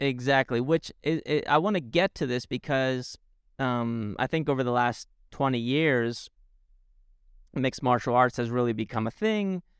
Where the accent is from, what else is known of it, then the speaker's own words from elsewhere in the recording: Spain; moved away; growing up in Spain